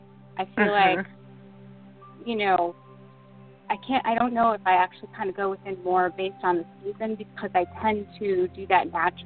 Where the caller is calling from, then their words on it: Rochester, New Hampshire, United States; I'm calling from Rochester, New Hampshire.